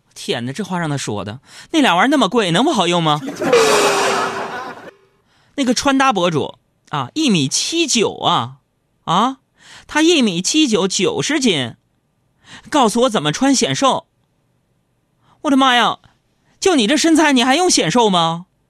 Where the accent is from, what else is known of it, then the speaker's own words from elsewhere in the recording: Northeast China, China; 作为东北爷们儿